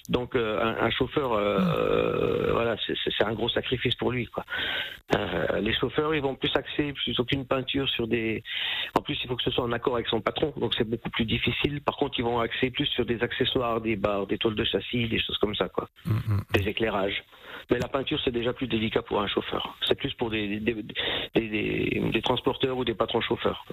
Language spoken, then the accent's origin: French; Saint-Amé, Grand Est, France; et moi je suis né à Saint-Amé dans les Vosges